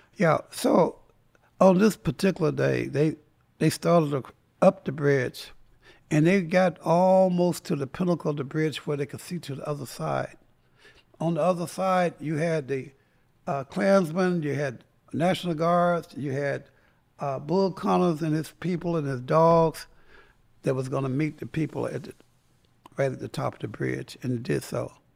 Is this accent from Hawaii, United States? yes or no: no; Tarboro, North Carolina, United States; also born or lived in Greensboro, North Carolina; I grew up in Tarboro, North Carolina